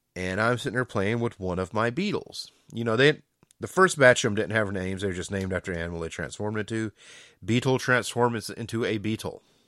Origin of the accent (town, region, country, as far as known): Georgia, United States